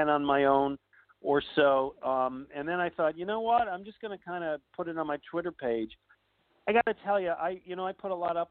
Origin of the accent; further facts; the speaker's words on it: Buffalo, New York, United States; moved away; I grew up in Buffalo, New York